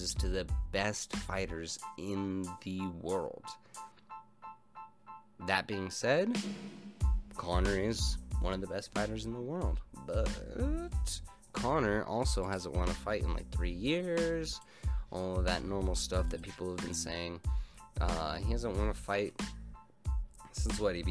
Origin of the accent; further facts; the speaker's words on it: Albuquerque, New Mexico, United States; I'm from Albuquerque